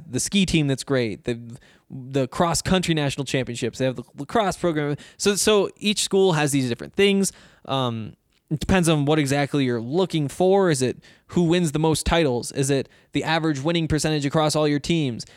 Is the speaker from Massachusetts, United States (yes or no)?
no; Montana, United States; now in Colorado, United States; I'm from Montana, where there's no sales tax